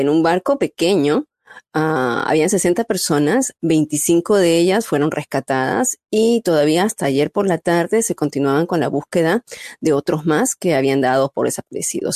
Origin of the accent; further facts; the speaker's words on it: Peru; moved away; Yo tengo que poner mi marca peruana, estamos en el mes patrio